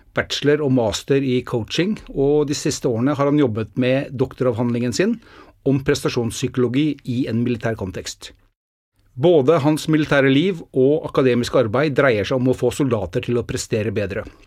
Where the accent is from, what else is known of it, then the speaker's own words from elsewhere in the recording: Norway; Det er jo ikke det at vi er født i Norge